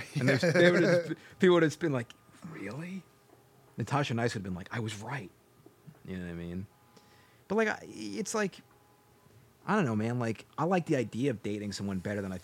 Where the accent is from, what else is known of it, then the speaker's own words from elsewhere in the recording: United States; typical American pig kids growing up, eating fast food